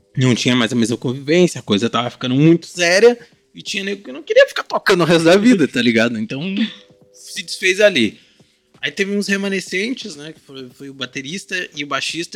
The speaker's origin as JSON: {"language": "Portuguese", "town": "Guaíba", "region": "Rio Grande do Sul", "country": "Brazil", "tie": "born or raised there", "said": "eu estudava em Guaíba, cidade de onde eu sou"}